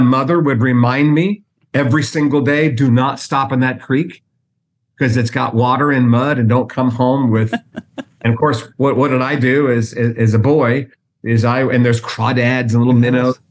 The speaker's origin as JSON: {"language": "English", "town": "Worthington", "region": "Ohio", "country": "United States", "tie": "born or raised there", "moved": "as an adult", "lives_now": "Bluffton, United States", "said": "I loved growing up in Worthington"}